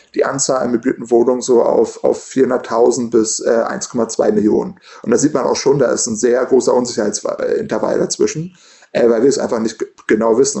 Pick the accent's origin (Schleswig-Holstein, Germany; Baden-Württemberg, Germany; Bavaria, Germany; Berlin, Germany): Berlin, Germany; Ich komme aus Berlin und selbst äh, ich, ich bin äh, als Student ins Studentenwohnheim gezogen